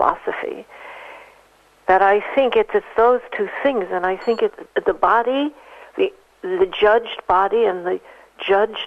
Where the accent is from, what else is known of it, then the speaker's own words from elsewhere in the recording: New York City, New York, United States; Living in New York City, in the Bronx. I was born in the Bronx